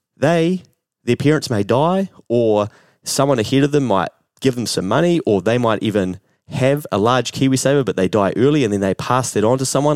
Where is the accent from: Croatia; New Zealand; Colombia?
New Zealand